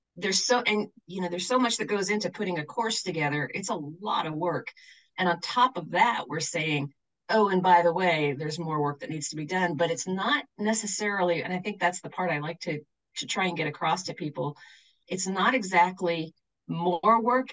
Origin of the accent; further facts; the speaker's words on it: Shoreline, Washington, United States; now in Jackson, United States; I grew up on the north side of Seattle, in a place that's now called Shoreline